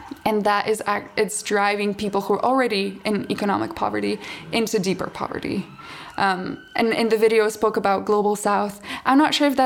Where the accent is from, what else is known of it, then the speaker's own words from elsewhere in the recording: Slovenia; moved away; I'm from Slovenia